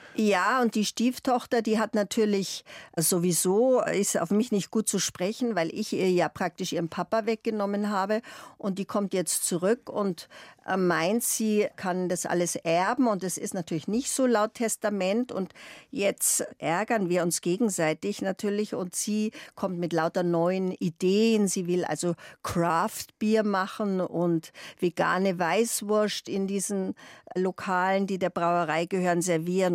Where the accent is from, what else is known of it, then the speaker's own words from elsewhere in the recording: Munich, Bavaria, Germany; accent: Bavarian; Ich bin in Freimann aufgewachsen